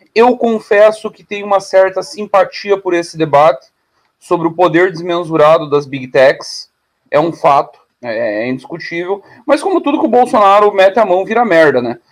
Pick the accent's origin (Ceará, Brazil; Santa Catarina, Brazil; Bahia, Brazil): Santa Catarina, Brazil; Caçador; um pedaço da cidade onde eu nasci, Caçador, era território argentino